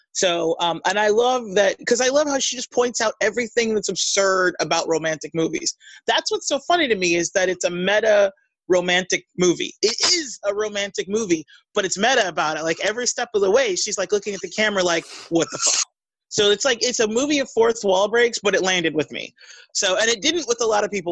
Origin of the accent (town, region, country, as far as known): United States